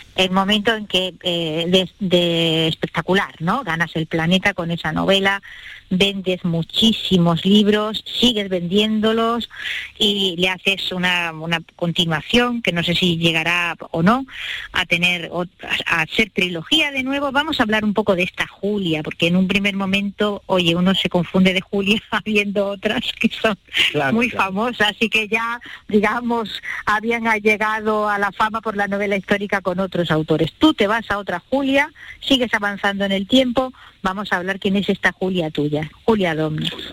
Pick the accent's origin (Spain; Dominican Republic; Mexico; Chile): Spain; somos los españoles